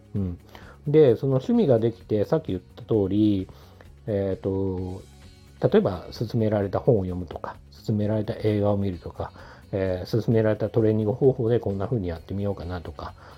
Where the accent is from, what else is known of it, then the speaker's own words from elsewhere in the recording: Tokyo, Japan; 地元が東京のまあ、結構中心部分